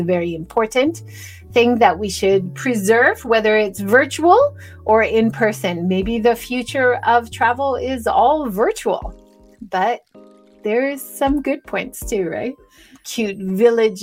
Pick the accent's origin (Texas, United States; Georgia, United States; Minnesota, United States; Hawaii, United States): Hawaii, United States; moved away; I grew up in Hawaii